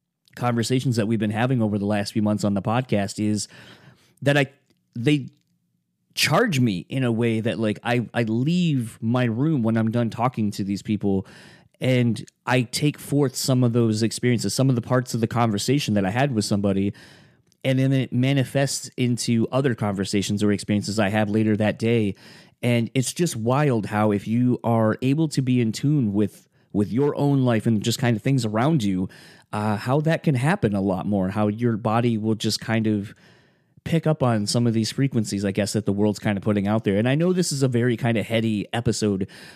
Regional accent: Kalamazoo, Michigan, United States; now in Grand Rapids, United States; where I grew up in Kalamazoo

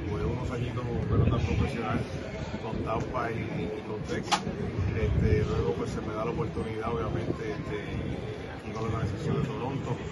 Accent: Cataño, Puerto Rico; moved away as an adult; now in Ponce, Puerto Rico; ponceño por adopción, pues ya, ¿verdad? Este, con, mi esposa, que es de Ponce, yo soy de Cataño. Sigo siendo siempre de Cataño

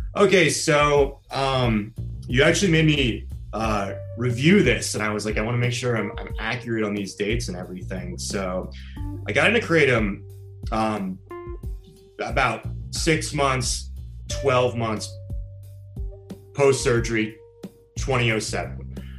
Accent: Washington, District of Columbia, United States; moved away as an adult; also born or lived in Los Angeles / Florida / San Diego; I'm from Washington, D.C., so I'm from the East Coast.

